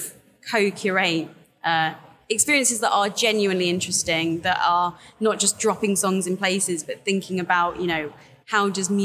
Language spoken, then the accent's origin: English; Brighton, South East England, United Kingdom; Grew up in Brighton. Keep on trying to leave, but it just keeps on like dragging me back